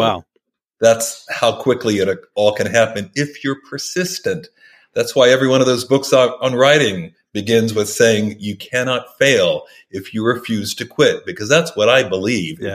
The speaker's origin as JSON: {"language": "English", "region": "Oklahoma", "country": "United States", "tie": "born or raised there", "said": "I grew up in Oklahoma"}